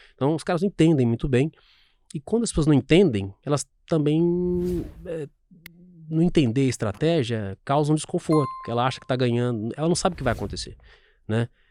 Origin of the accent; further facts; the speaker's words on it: São Sebastião do Paraíso, Minas Gerais, Brazil; moved away; also born or lived in Franca; Eu sou do interior de Minas Gerais e quando eu fiz 18 anos, meu primeiro inteiro com, emprego com carteira foi numa fábrica de sapatos.